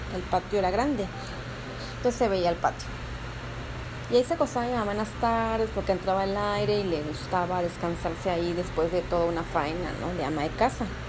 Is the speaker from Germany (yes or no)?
no; Mexico; como buena mexicana que, que, que soy